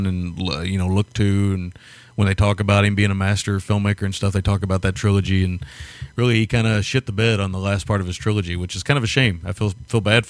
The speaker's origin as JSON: {"language": "English", "region": "the South", "country": "United States", "said": "As a Southerner"}